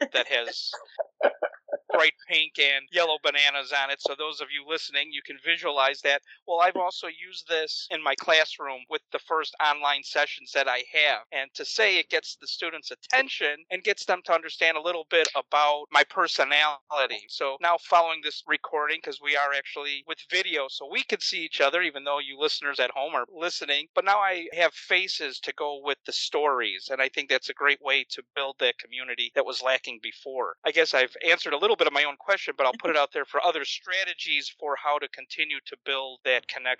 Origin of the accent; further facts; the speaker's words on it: Chicago, Illinois, United States; moved away as an adult; now in Florida, United States; I'm originally from Chicago, transitioning to Florida